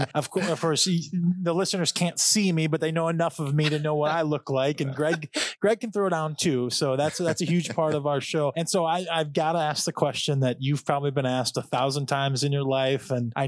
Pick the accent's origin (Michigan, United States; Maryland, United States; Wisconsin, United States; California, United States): Michigan, United States; I'm born and raised in Michigan.